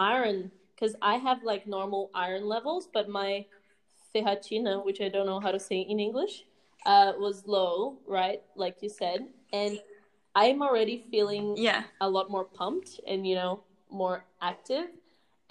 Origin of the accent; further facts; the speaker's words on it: Australia; accent: Aussie; It's my Aussie accent